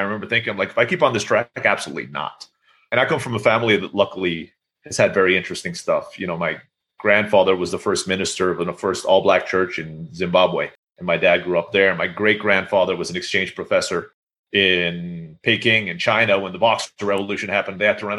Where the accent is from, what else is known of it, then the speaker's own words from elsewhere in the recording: Istanbul, Turkey; moved away as an adult; now in Mexico; And I grew up in Istanbul, Turkey. So all my friends were Turkish and I was speaking Turkish.